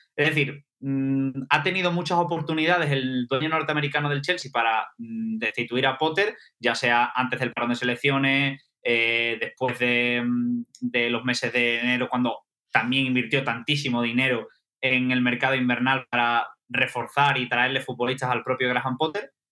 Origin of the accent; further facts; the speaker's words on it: Seville, Andalusia, Spain; now in London, United Kingdom; las procesiones de Sevilla, de donde yo soy